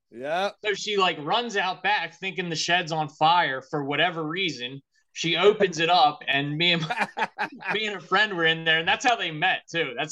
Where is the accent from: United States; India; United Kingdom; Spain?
United Kingdom; North Wales; I grew up in in North Wales